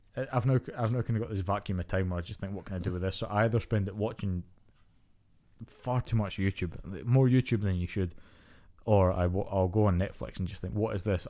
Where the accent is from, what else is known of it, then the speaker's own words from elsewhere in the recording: Scotland, United Kingdom; growing up in Scotland and Britain